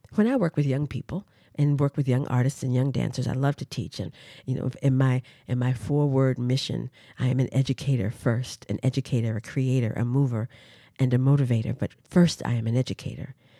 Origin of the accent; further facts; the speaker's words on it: Durham, North Carolina, United States; moved away as an adult; also born or lived in Washington, D.C.; I am originally from Durham, North Carolina. I was brought up in a family of educators in the public school system